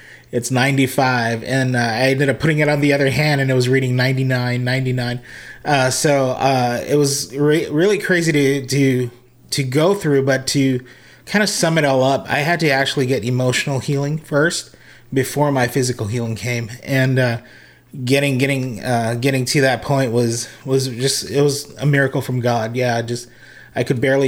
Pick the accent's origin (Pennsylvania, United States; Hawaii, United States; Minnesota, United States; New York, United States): Hawaii, United States; moved away; also born or lived in Las Vegas, Nevada / Redding, California; I was originally from Hawaii and born and raised as a musician